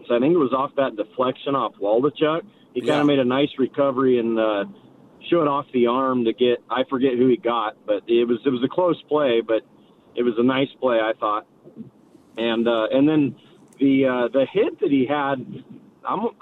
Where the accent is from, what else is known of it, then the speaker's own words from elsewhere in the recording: Modesto, California, United States; now in San Leandro, United States; I'm from Modesto